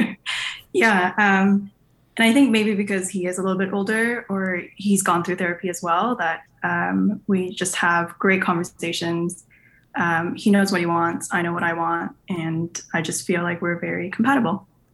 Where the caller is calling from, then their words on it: Canada; I am calling in from Canada